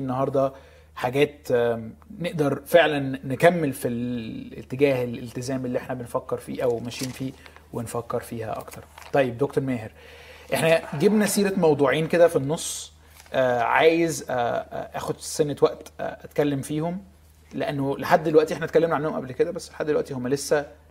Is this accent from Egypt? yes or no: yes; Egypt; احنا في مصر